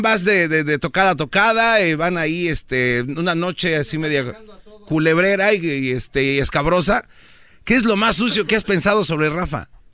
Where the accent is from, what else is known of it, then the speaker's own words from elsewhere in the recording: Mexico City, Mexico; somos del DF